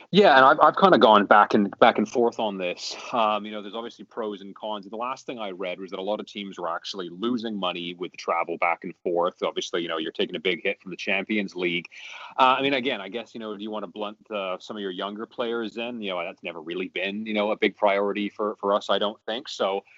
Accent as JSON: {"language": "English", "country": "Canada", "also_born_or_lived": "Vancouver", "said": "I am very Canadian, living in, in Vancouver"}